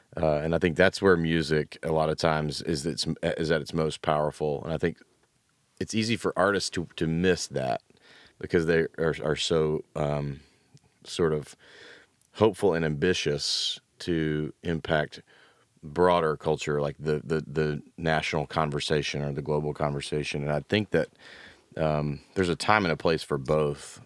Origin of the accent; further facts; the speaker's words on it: Memphis, Tennessee, United States; also born or lived in Knoxville; now in Nashville, United States; I grew up in Memphis, went to school in Knoxville, ended up here